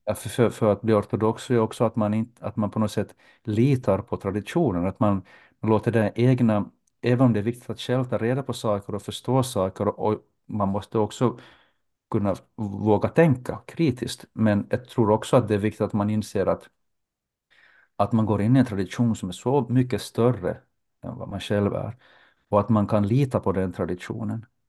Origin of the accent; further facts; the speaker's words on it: Jakobstad, Ostrobothnia, Finland; moved away as an adult; also born or lived in Turku; now in Helsinki, Finland; Under min uppväxt i Jakobstad så, så besökte jag den ortodoxa